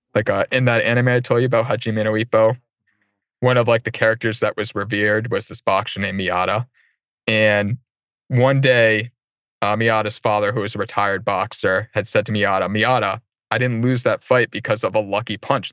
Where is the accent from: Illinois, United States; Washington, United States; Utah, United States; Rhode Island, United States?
Rhode Island, United States; Warwick; I grew up in Warwick neck near Rocky Point